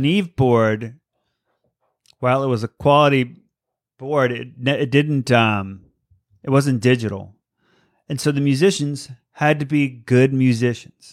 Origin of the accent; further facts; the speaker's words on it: East Coast, United States; moved away as an adult; also born or lived in Virginia; now in Los Angeles, United States; I grew up on the East Coast.